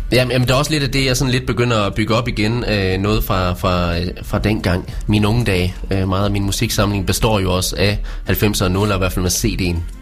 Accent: Vesthimmerland, North Denmark Region, Denmark; also born or lived in Års; jeg er jo fra Vesthimmerland, øh, og flyttede så til Års

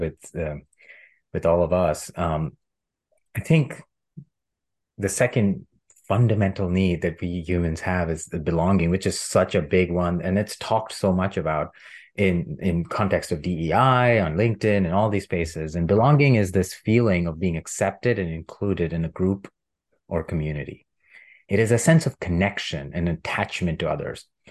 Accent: India; I grew up in India as a middle class cis Hindu man

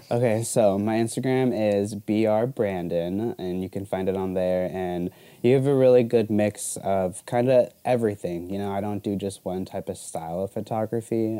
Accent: Arizona, United States; also born or lived in Florida; I've lived in Arizona like all my life

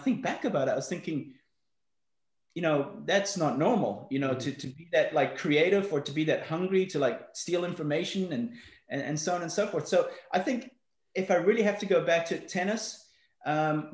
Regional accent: Johannesburg, Gauteng, South Africa; also born or lived in Belfast, Northern Ireland; I was brought up in South Africa. I was born in Belfast, Northern Ireland. We left there when I was six. Moved to Johannesburg, South Africa.

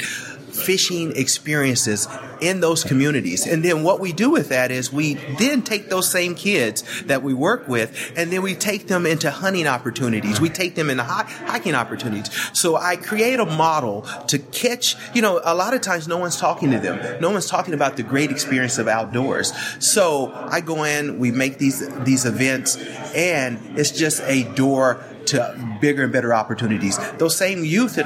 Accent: Oklahoma, United States; I grew up in Oklahoma

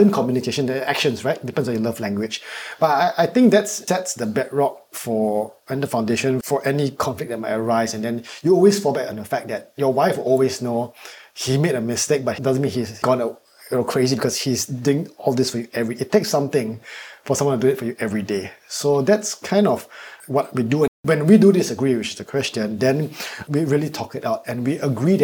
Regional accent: Singapore; I'm Singaporean

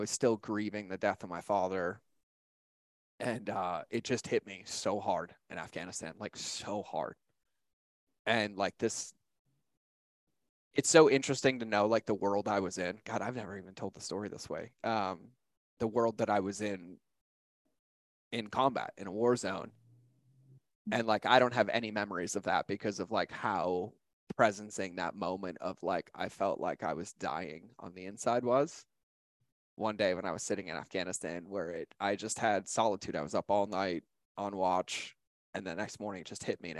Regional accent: Boston, Massachusetts, United States; moved away as an adult; I grew up in Boston, Massachusetts, right outside of Boston

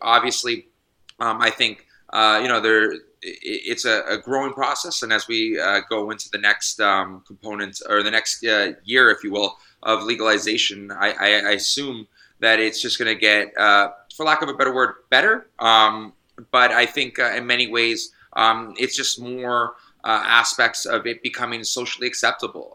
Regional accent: Canada; also born or lived in British Columbia; it's my medical right as a Canadian

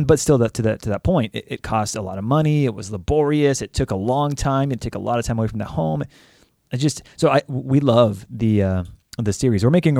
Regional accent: California, United States; I mean, I am as Texan as they become from California

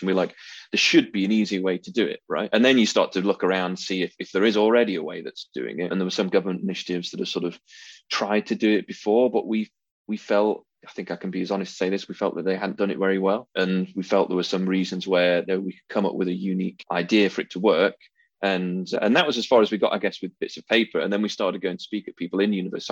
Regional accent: Derbyshire, East Midlands, United Kingdom; moved away as an adult; also born or lived in London / Moscow; now in Sheffield, United Kingdom; I was, actually born in Sheffield, but grew up in Derbyshire

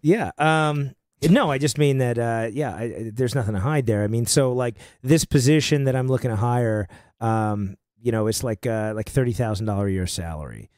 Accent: New York, United States; moved away as an adult; now in Nashville, United States; I'm, I'm from New York originally, right? I grew up there and, uh, been in Nashville for almost ten years

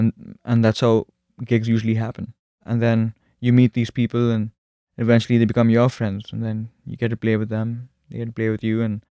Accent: Bangalore, Karnataka, India; I'm from Bangalore, which is in a state called Karnataka.

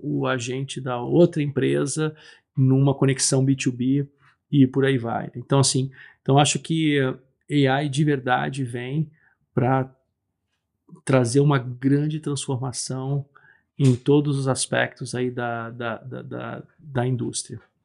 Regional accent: Brazil; eu nasci no Brasil

